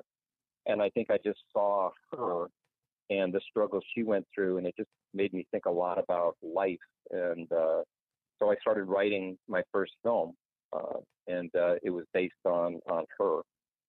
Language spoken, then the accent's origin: English; Roseville, California, United States; Olive Ranch Road is a road I grew up in Roseville, California in the 60s